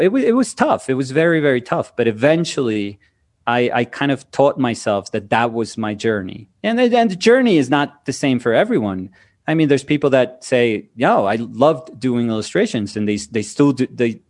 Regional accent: Colombia; moved away as an adult; also born or lived in New York, United States / Weehawken, New Jersey, United States / Bogota, Colombia; I'm from Colombia

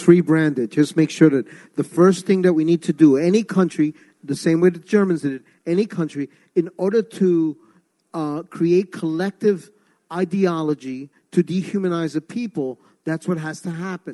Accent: New York City, New York, United States; also born or lived in Ecuador; now in New Orleans, United States; I was born in Ecuador, South America, raised in North America, in New York City. That's why I talk so fast

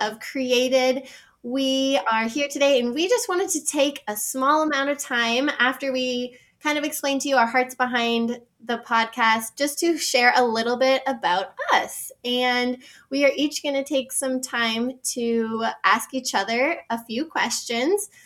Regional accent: Victoria, British Columbia, Canada; moved away; also born or lived in United States; We were both born in Victoria, British Columbia. It's where we grew up until 2003. My dad got a job offer to come down in the States

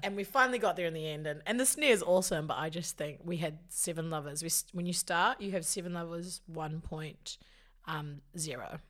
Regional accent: Te Awamutu, Waikato, New Zealand; moved away as an adult; also born or lived in Hamilton, New Zealand; now in Auckland, New Zealand; I'm from the Waikato.

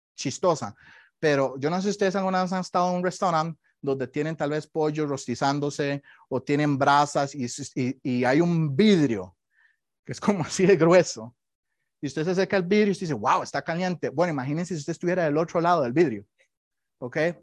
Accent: Costa Rica; moved away; Yo soy de Costa Rica y ahí tenemos muchos eh, temblores todo el día

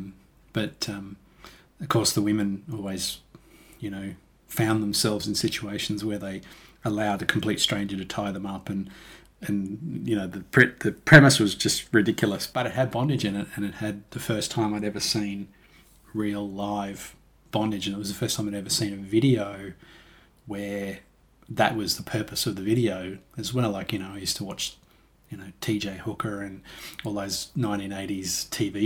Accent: Toowoomba, Queensland, Australia; I was just me, a kid growing up in Toowoomba

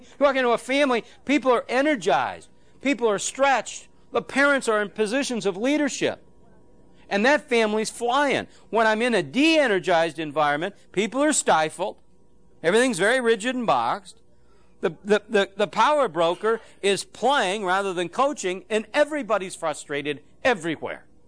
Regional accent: Phoenix, Arizona, United States; I'm from Phoenix

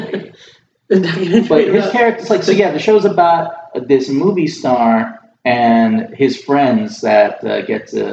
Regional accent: Alice, Texas, United States; my hometown

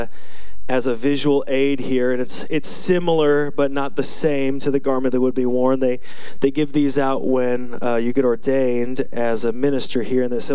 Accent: United States; I'm from Washington

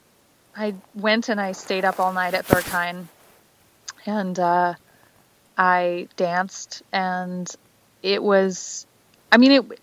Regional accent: United States; I'm American

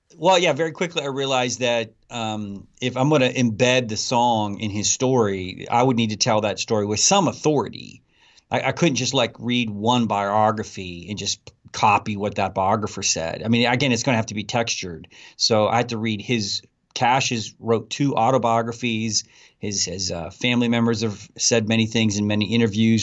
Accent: Abilene, Texas, United States; my hometown in Abilene, Texas

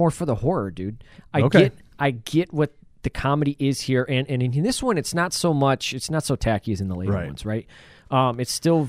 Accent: Buffalo, New York, United States; we're from Buffalo, so we're used to it.

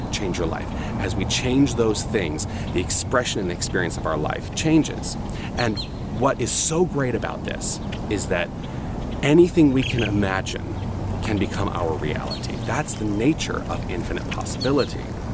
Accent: Tucson, Arizona, United States; moved away as an adult; also born or lived in New York City / Los Angeles / Toronto; I decided to come back to my hometown after 21 years, landed right here in Tucson, Arizona

